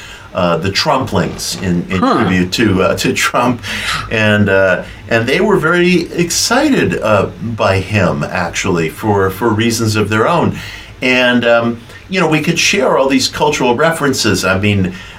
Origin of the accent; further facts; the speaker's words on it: New York City, New York, United States; When I was a kid growing up in Queens in the 1970s